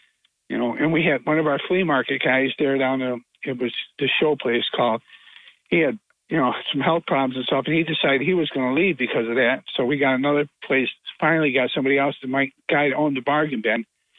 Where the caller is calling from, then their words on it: Binghamton, New York, United States; from the Binghamton Plaza.